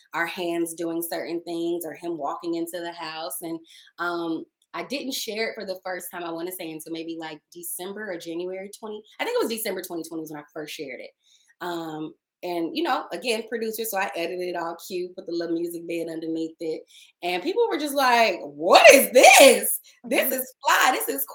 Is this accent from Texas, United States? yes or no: yes; Dallas, Texas, United States; moved away as an adult; also born or lived in Maryland; now in Los Angeles, United States; I'm Black, I'm from the Deep South, I'm from Dallas